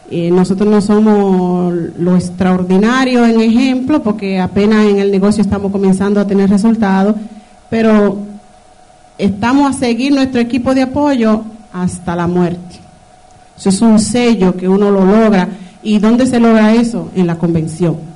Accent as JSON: {"language": "Spanish", "country": "Dominican Republic", "said": "lo poquito que le puedo hablar es que soy dominicana, ya todos saben."}